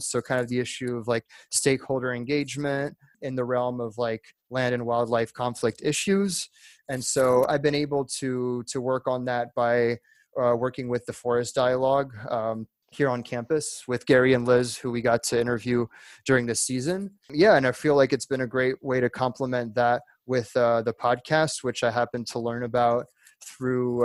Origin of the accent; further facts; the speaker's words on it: France; moved away as an adult; also born or lived in Virginia / Alabama; now in United States; I was born in France. My dad's French, but my mom is from Alabama. So I was in there in France most of my life, and I moved to the US back in 2012 when I was 18 years old